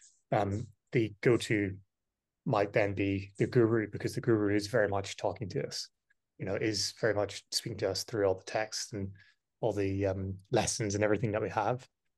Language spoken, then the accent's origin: English; Ireland; also born or lived in United Kingdom; growing up in Ireland, I'd never heard mention of the word guru.